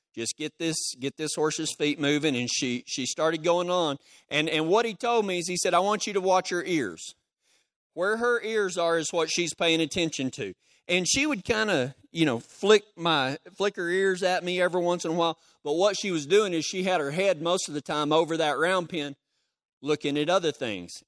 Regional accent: Texas, United States; I'm from Texas

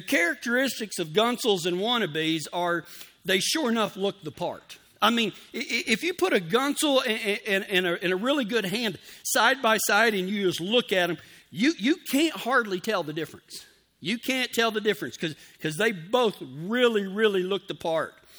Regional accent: Texas, United States; moved away; I'm from the South. I'm from Texas. We, we didn't use the term gunsel down there

